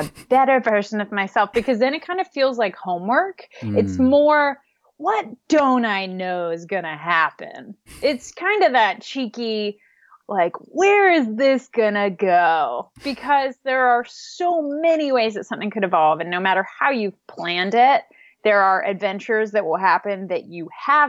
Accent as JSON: {"language": "English", "region": "the Midwest of the U.S.", "country": "United States", "tie": "born or raised there", "said": "I grew up in the Midwest of the U.S., so a part of the country that's pretty flat"}